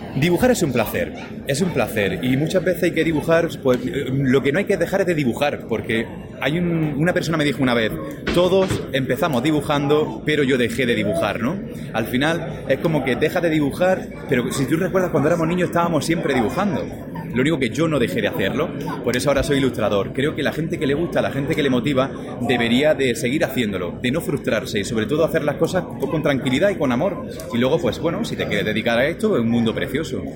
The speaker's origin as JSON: {"language": "Spanish", "town": "Almería", "region": "Andalusia", "country": "Spain", "said": "Almería es mi tierra, de donde yo vivo, mi ciudad, eh, está en el sur de España"}